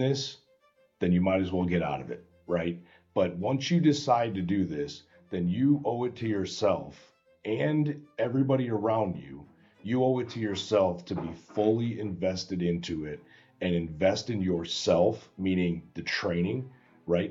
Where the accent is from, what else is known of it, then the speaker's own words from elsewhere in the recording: Chicago, Illinois, United States; I come from Chicago